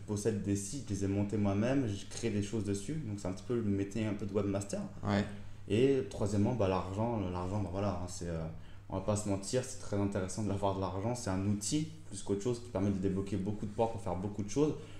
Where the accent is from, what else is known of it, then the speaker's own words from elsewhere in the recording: Reims, Grand Est, France; also born or lived in Épernay; je suis originaire de Champagne, Reims et Pernay